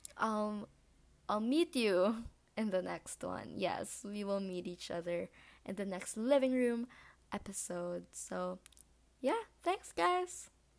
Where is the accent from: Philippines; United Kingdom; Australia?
Philippines; I am Filipino from the Philippines.